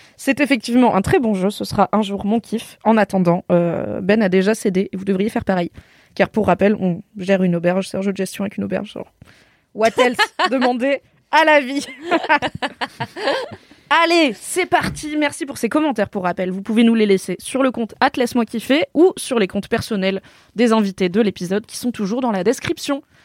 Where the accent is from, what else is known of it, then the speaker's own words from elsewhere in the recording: Drôme, Auvergne-Rhône-Alpes, France; c'est donc dans la Drôme là où j'ai grandi